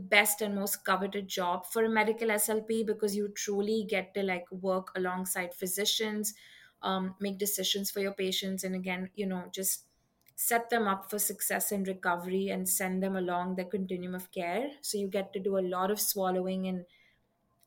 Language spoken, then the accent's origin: English; Mumbai, Maharashtra, India; moved away as an adult; now in United States; I'm from Mumbai, India. That's where I grew up and spent the first 20 years of my life.